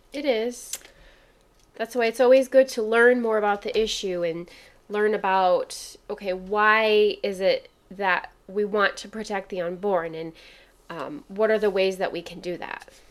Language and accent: English; Kalamazoo, Michigan, United States; Growing up in Kalamazoo